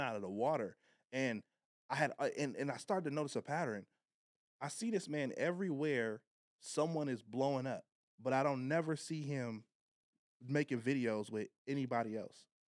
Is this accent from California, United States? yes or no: yes; Long Beach, California, United States; I'm from Long Beach